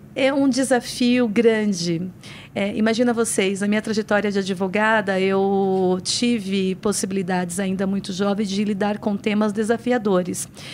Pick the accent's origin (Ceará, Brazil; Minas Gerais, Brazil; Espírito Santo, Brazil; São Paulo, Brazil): São Paulo, Brazil; also born or lived in Paraíba; Eu nasci no Nordeste, no estado da Paraíba, mas eu vim muito pequena para a cidade de São Paulo